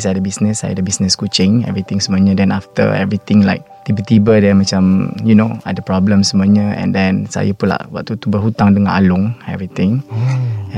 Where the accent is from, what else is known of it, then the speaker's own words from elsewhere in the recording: Tawau, Sabah, Malaysia; moved away as an adult; now in Kuala Lumpur, Malaysia; saya berasal daripada Tawau Sabah dan menetap dekat Kuala Lumpur since study lagi lah until now